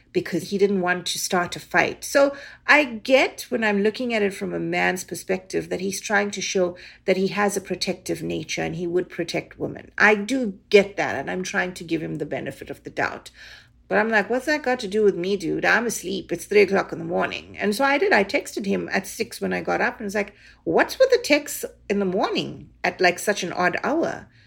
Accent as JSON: {"language": "English", "country": "South Africa", "moved": "yes", "lives_now": "Canada", "said": "being a South African Indian girl"}